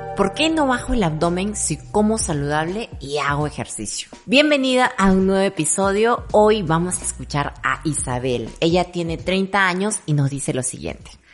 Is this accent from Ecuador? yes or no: yes; Ecuador; soy de Ecuador